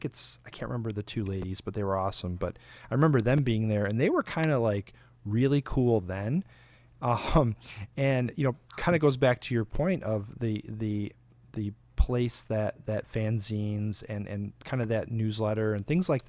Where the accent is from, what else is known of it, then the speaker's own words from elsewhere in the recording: Michigan, United States; I'm from Michigan